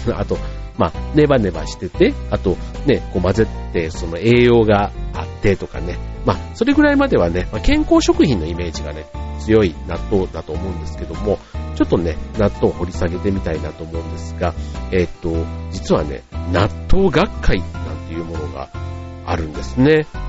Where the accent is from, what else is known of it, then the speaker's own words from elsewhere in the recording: Kansai, Japan; 関西出身